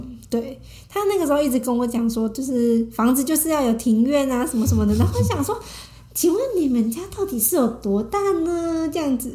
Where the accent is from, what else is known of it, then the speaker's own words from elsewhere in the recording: Taiwan; 我们台湾人